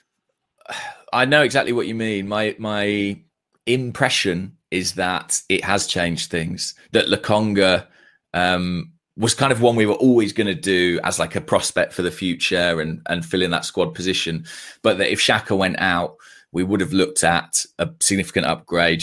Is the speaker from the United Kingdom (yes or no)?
yes; Watford, East of England, United Kingdom; Watford. Um, it's my hometown club